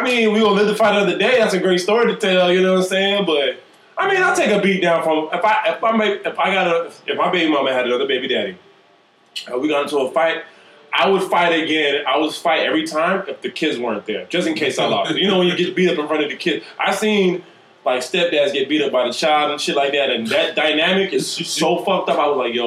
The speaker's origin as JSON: {"language": "English", "town": "Miami", "region": "Florida", "country": "United States", "also_born_or_lived": "Jamaica / North Carolina", "said": "I'm from Miami. I'm Jamaican"}